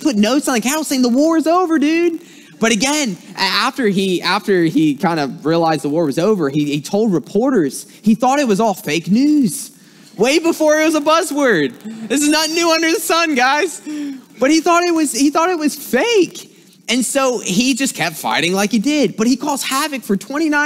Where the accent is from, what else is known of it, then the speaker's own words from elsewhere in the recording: South Carolina, United States; accent: twang; moved away as an adult; now in Michigan, United States; I'm originally from South Carolina, so if you hear some words that have a little twang to it